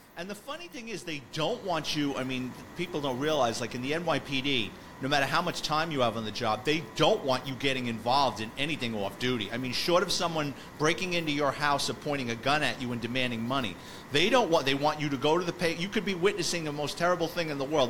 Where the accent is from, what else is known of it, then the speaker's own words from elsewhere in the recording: New York City, New York, United States; I grew up in the Bronx, so for me, I was living with my parents